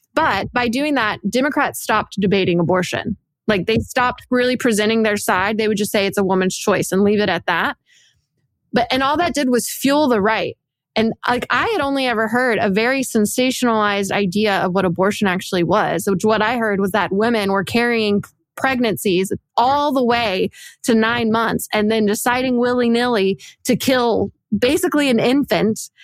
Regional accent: Dallas, Texas, United States; I grew up I grew up in, in Texas from Dallas

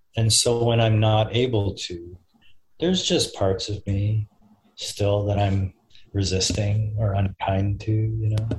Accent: Austin, Texas, United States; I'm from Austin.

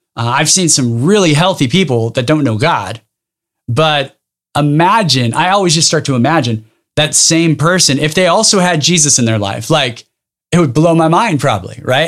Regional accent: Dinuba, California, United States; I grew up in a small town called Daynuba, which is about forty-five minutes south of Fresno

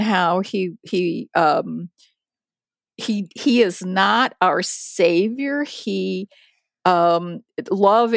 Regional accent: United States; also born or lived in Japan; came to the United States when I was six

